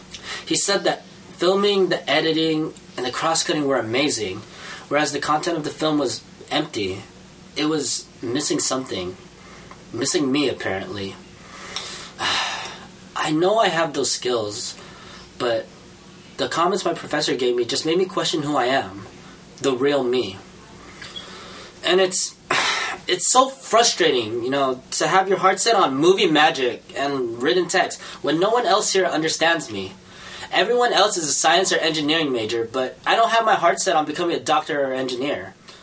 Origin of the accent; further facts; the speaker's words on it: United States; born there; I was born here in America. I just happen to have browner skin.